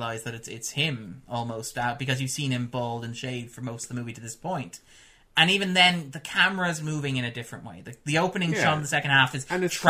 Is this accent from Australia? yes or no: no; Ireland; born or raised there